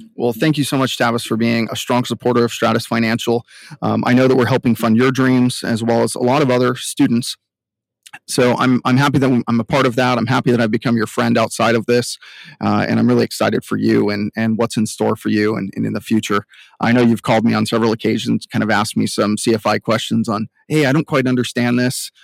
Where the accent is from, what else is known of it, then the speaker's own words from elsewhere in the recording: Southern California, United States; I'm from Southern California